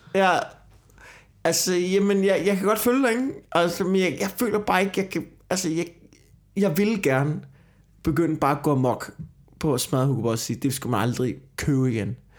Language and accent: Danish; Copenhagen, Capital Region of Denmark, Denmark; jeg sidder her som københavner